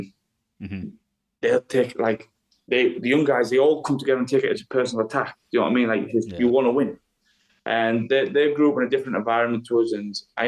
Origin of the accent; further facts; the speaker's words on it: England, United Kingdom; moved away as an adult; now in Iceland; I'm from England.